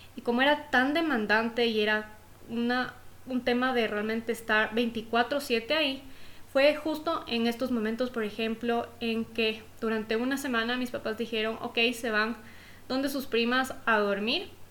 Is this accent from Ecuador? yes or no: yes; Ecuador; haber podido empezar mi vida desde chiquita en un colegio privado en Ecuador, en mi país